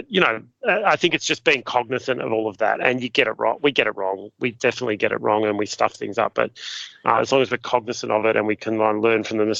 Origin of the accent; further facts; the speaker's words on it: Ararat, Victoria, Australia; now in Sydney, Australia; I from my point of view, I'm from Ararat. That's where I live in inverted commas. It's my home. And yet I've lived in Sydney longer than that.